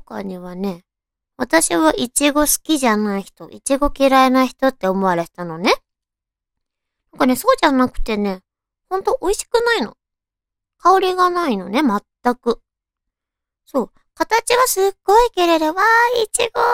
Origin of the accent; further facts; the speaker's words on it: Tochigi, Japan; now in Tokyo, Japan; 私ね、栃木県出身なんだけど